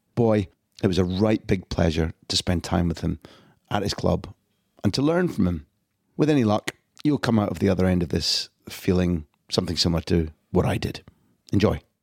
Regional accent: United Kingdom; I grew up thinking that in the British culture

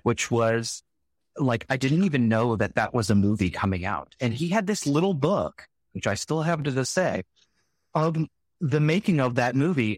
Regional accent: Salinas, California, United States; I grew up in Salinas, California.

